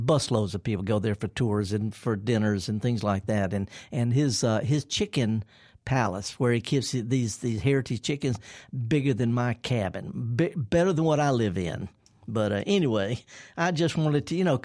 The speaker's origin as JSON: {"language": "English", "region": "Mississippi Delta", "country": "United States", "tie": "born or raised there", "also_born_or_lived": "San Diego", "said": "I'm from the Delta. I'm born and raised there."}